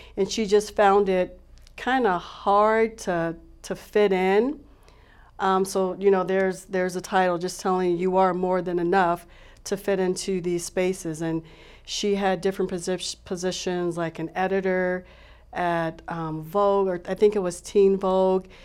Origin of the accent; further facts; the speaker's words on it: Tucson, Arizona, United States; Growing up here in Arizona, I'm a native, I'm from Tucson